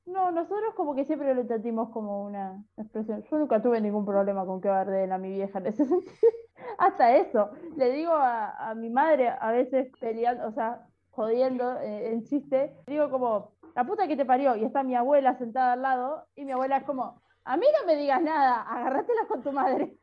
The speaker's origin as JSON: {"language": "Spanish", "town": "San Pedro", "region": "Buenos Aires Province", "country": "Argentina", "tie": "born or raised there", "said": "yo crecí comiendo enseimada todo el tiempo y me sorprendí cuando salí de San Pedro"}